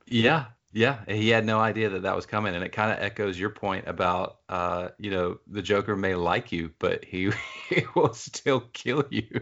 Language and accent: English; Athens, Georgia, United States; I'm from Athens, Georgia